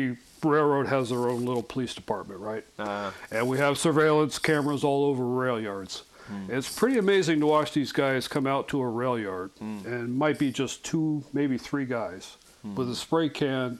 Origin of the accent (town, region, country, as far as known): Colorado, United States; born or raised there; also born or lived in Germany; now in Nebraska, United States